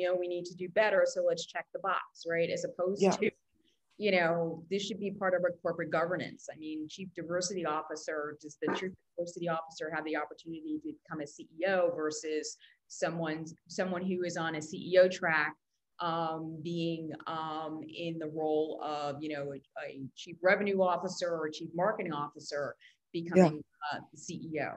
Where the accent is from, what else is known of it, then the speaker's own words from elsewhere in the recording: New York, United States; moved away; also born or lived in Brazil / London; I grew up in New York, but I also lived in Brazil. I lived in London